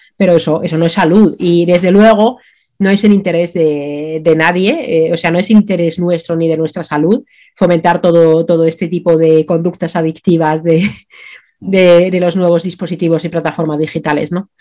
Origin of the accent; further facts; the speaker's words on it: Finland; now in Spain; mi infancia en Finlandia